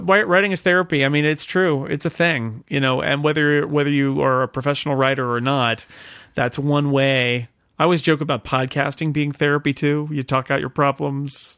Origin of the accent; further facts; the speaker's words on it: Sonora, California, United States; moved away as an adult; also born or lived in Oakland, California / Groveland, California; a summer intern at the Union Democrat, which was my hometown paper